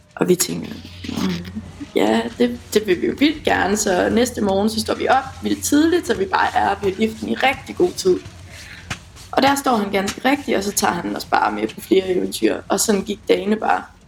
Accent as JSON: {"language": "Danish", "area": "West Jutland", "region": "Central Denmark Region", "country": "Denmark", "moved": "yes", "lives_now": "Aarhus, Denmark"}